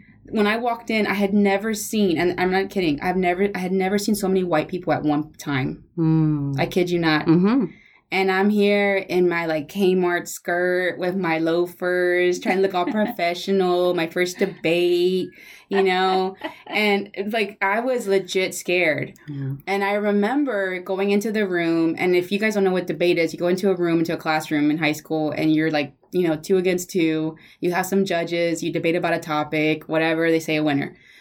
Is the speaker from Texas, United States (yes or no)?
yes; Houston, Texas, United States; also born or lived in Mexico; I was raised in the East End, you know, I went to Briscoe Elementary